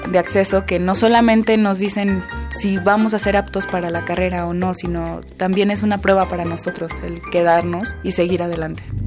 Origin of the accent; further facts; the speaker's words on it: Ecuador; soy ecuatoriana